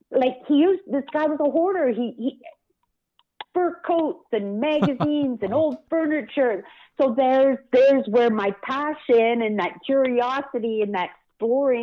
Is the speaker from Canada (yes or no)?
yes; British Columbia, Canada; now in Manitoba, Canada; I grew up in BC. I went to 11 different elementary schools